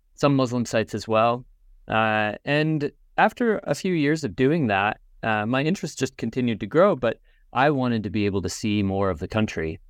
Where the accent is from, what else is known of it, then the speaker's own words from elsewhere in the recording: Indiana, United States; now in Binghamton, United States; I grew up in the United States and I'm originally from Indiana